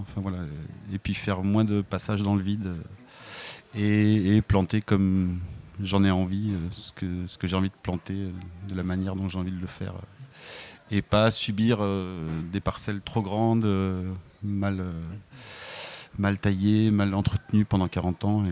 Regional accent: Var, Provence-Alpes-Côte d'Azur, France; quand j'étais gamin dans le Var

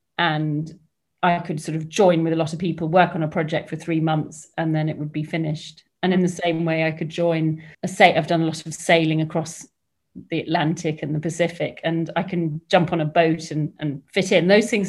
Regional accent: Hong Kong; also born or lived in England; So I grew up in Hong Kong, and I was the sort of expat kid that turned up. I ended up at a fairly strict all-girls boarding school in the Dorset countryside.

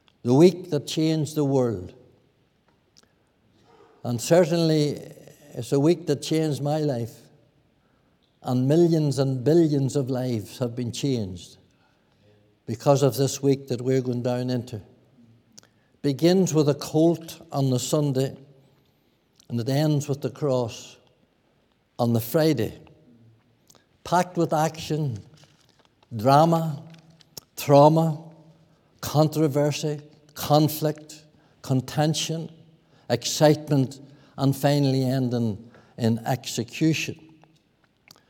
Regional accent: Lower Lough Erne, Northern Ireland, United Kingdom; I was brought up in Lower Loch Erne

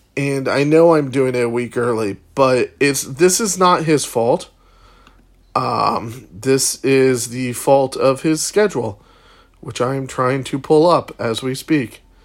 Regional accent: Chicago, Illinois, United States; moved away; my hometown of Chicago

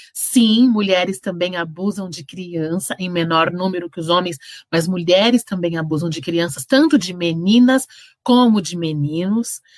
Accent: Santos, São Paulo, Brazil; now in São Bernardo do Campo, Brazil; Eu sou, nasci em Santos, sou de Santos e amo

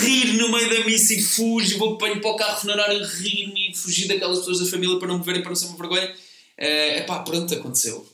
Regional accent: Comeira de Baixo, Centro, Portugal; moved away as an adult; also born or lived in Lisbon; eu sou da Comeira de Baixo. É ao lado.

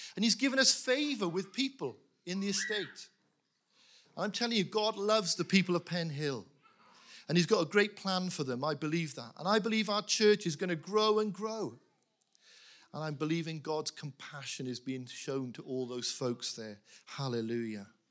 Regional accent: Wales, United Kingdom; I was brought up in a Welsh chapel. We spoke Welsh.

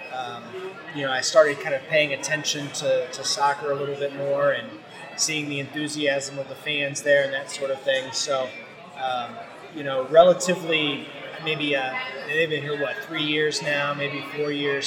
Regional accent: St. Louis, Missouri, United States; I am St. Louis, born and bred.

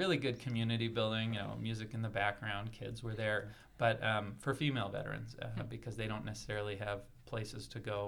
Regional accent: San Jose, California, United States; also born or lived in San Francisco, California / Spokane, Washington; I am originally from San Jose, California. Born in San Francisco, and really liked it there. Went to a great Jesuit high school

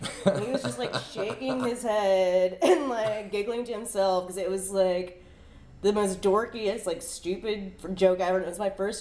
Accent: Pensacola, Florida, United States; also born or lived in Tallahassee, Florida; I am born and raised in Pensacola, and I moved away.

